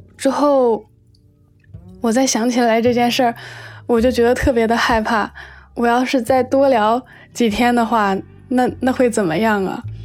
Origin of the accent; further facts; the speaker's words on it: Shenzhen, Guangdong, China; 今年二十五岁，我来自深圳，现在是一名插画师